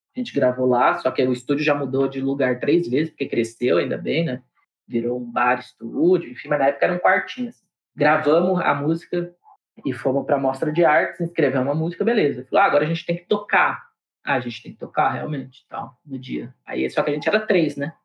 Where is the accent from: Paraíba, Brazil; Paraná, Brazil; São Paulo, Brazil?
São Paulo, Brazil; Diadema